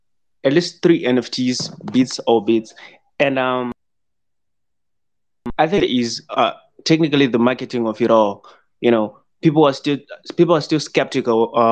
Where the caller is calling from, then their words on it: Zimbabwe; I'm calling in from Zimbabwe.